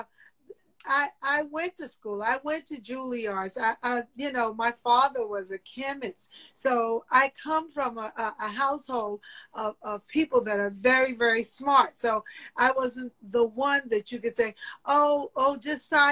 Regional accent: New York City, New York, United States; I'm from Queens

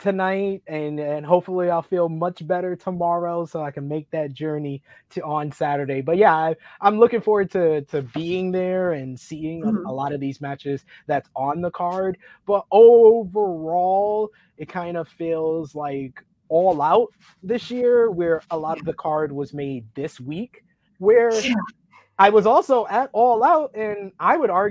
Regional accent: New York, United States; I'm from New York

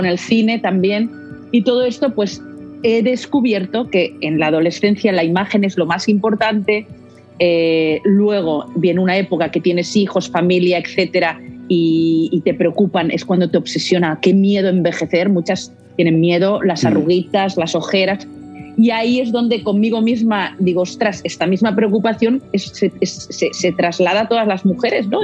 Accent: Barcelona, Catalonia, Spain; Aquí en, Barcelona estamos en el Mediterráneo, somos mercaderes, somos, como los valencianos

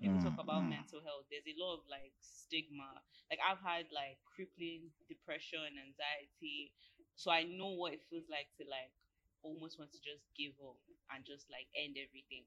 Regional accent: Nigeria; being Nigerian

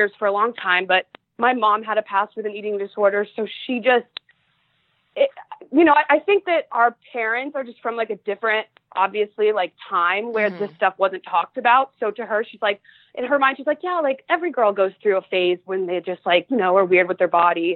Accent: Ohio, United States; moved away as an adult; now in Los Angeles, United States; I am from Ohio and my family lives there

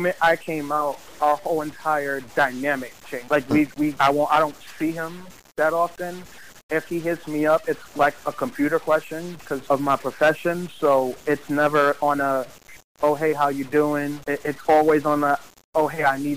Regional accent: New York City, New York, United States; I grew up in Harlem in Polo Grounds Towers, in the PJs

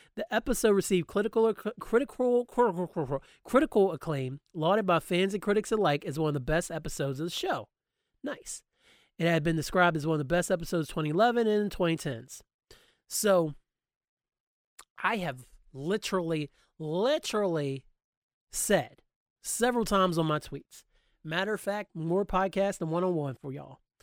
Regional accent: Hampshire County, West Virginia, United States; I grew up in Hampshire County, West Virginia, a mostly white county.

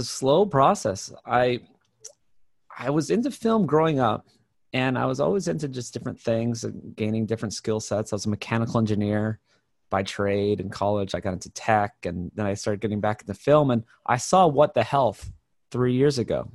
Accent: Hawaii, United States; I grew up in Hawaii

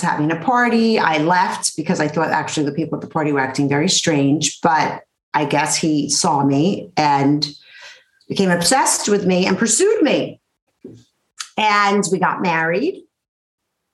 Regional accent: New York City, New York, United States; I was raised in Brooklyn in the 60s and 70s by a single mother

